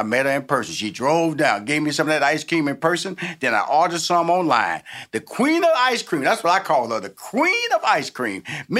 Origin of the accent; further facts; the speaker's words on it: Texas, United States; now in Atlanta, United States; I come from Texas, which is Bluebell ice cream country. So I kind of like grew up on Bluebell ice cream.